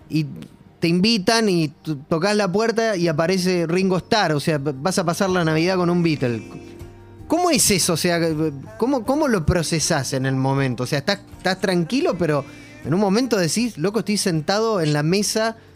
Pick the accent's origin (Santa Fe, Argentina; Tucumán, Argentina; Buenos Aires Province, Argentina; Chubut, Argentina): Santa Fe, Argentina; Rosario; moved away as an adult; now in England, United Kingdom; soy yo de Rosario.